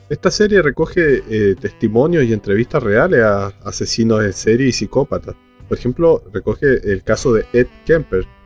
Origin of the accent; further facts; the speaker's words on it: Argentina; born there; Y nací en Argentina por culpa de la dictadura.